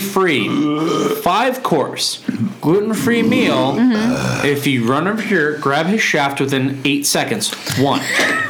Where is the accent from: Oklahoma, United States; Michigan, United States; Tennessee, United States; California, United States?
Oklahoma, United States; I'm from Oklahoma, and I got